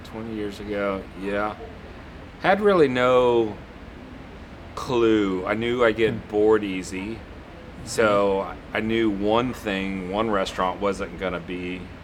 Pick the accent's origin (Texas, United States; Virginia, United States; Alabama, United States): Texas, United States; moved away; also born or lived in Atlanta; growing up in Texas